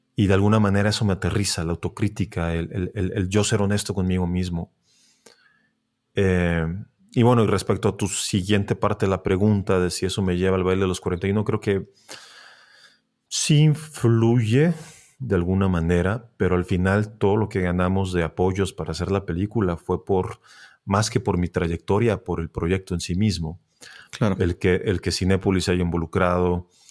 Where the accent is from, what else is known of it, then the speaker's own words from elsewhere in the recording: Tijuana, Baja California, Mexico; moved away; yo soy de Tijuana